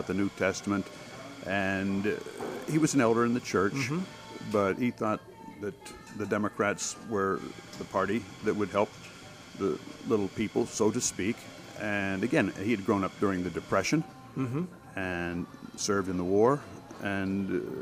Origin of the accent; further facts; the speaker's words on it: Waynesburg, Pennsylvania, United States; a little boy in Waynesburg, Pennsylvania